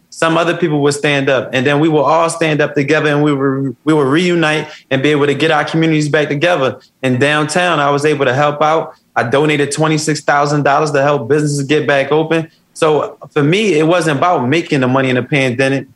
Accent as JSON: {"language": "English", "town": "Philadelphia", "region": "Pennsylvania", "country": "United States", "said": "I come from West Philadelphia. I come from the jungle."}